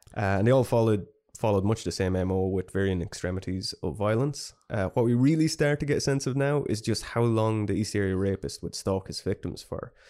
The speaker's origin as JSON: {"language": "English", "country": "Ireland", "said": "we're very Irish"}